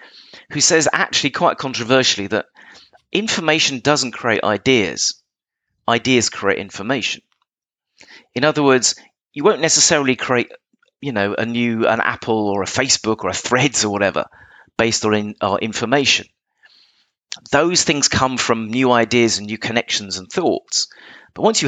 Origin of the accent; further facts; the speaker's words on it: England, United Kingdom; I'm English